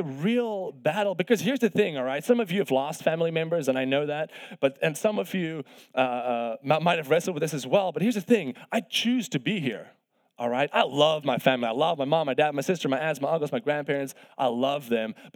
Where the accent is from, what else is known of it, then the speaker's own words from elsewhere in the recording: South Africa; moved away as an adult; I'm from South Africa, of course, originally. I came here on a golf scholarship to play college golf